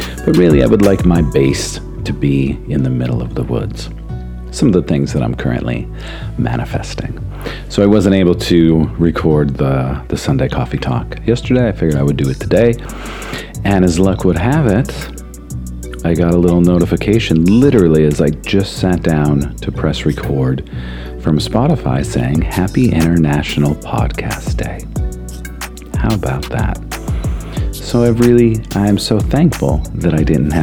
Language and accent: English; Hazleton, Pennsylvania, United States; I grew up in the Hazleton area, and I just say it's the Poconos